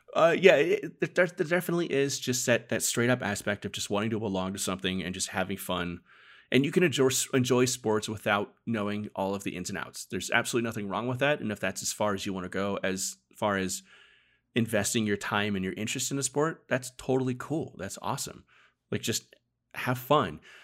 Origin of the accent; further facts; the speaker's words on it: Arizona, United States; I was born and raised in Arizona